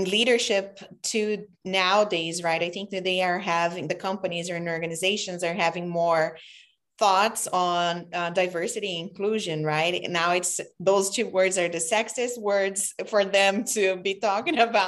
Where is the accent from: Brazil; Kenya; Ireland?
Brazil; also born or lived in New York City; now in United States; I immigrated from Brazil in America